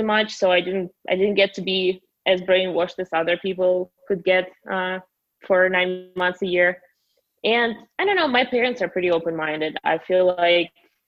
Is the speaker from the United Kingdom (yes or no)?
no; Russia; English is a second language; moved away as an adult; also born or lived in United States / Miami; now in Guadalajara, Mexico; Born and raised in Russia a little over 4 years ago. I moved to the States.